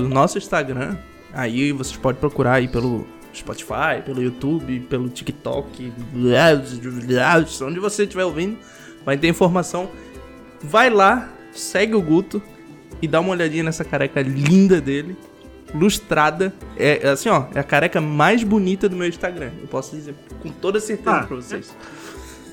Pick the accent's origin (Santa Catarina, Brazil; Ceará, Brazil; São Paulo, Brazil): Santa Catarina, Brazil; moved away; eu sou de Santa Catarina. Pra quem não conhece sotaque, quem conhece já sabe onde eu sou.